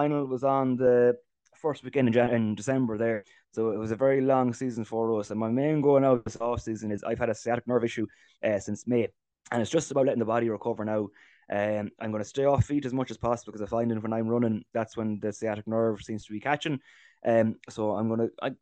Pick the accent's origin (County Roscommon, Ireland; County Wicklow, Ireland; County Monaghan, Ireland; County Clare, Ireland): County Roscommon, Ireland; Ballyfern; We're from Ballyfern, you know, it's our club together is Ballyfern and Arrigdon and Keju.